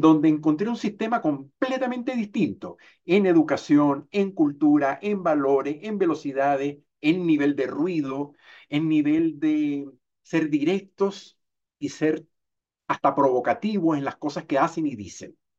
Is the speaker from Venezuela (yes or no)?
yes; Venezuela; moved away as an adult; now in Chile; Nací en Chile, pero me crié en Venezuela y terminé de envejecer en Chile